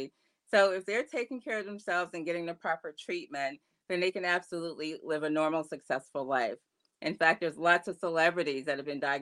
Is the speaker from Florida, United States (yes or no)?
yes; Florida, United States; now in Columbus, United States; I am originally from Florida, but I've been living in Columbus, Ohio for the past couple of decades